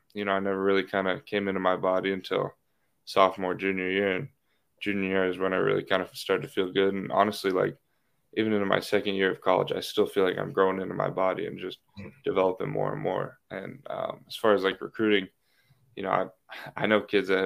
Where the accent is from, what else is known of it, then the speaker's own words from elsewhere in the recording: Grand Junction, Colorado, United States; moved away as an adult; now in Baton Rouge, United States; I'm from Grand Junction, Colorado, which is on the western slope of Colorado